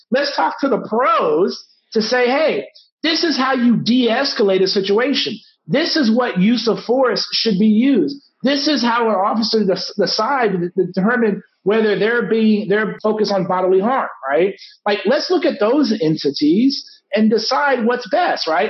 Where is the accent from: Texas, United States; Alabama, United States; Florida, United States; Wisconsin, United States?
Texas, United States; San Antonio; my hometown, San Antonio, where I live